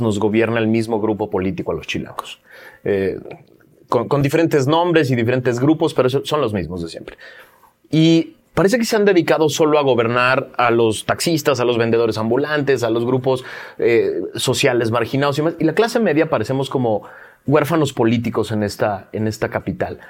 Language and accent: Spanish; Mexico City, Mexico; yo ya me había acostumbrado como chilango